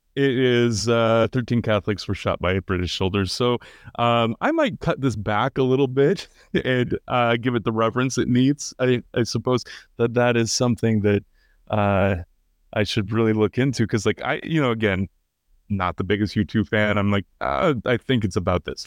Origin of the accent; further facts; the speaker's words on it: United States; I'm third generation American, yeah, uh, and my, my ancestors go back to Ireland